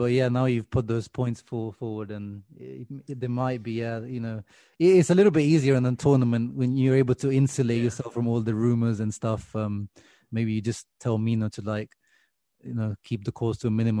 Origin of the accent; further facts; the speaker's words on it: Italy; now in United Kingdom; I grew up in Italy, and I have an Italian passport, and Liam, my childhood was in Italy